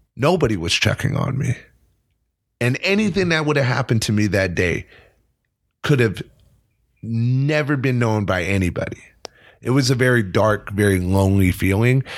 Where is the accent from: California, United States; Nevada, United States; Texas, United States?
California, United States; moved away as an adult; now in New York City, United States; I'm very proud to be from California